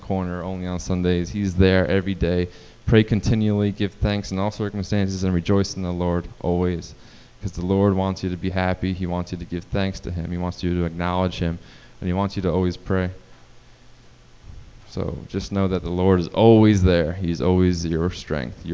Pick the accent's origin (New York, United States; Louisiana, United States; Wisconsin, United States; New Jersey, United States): New Jersey, United States; moved away as an adult; now in North Carolina, United States; growing up in New Jersey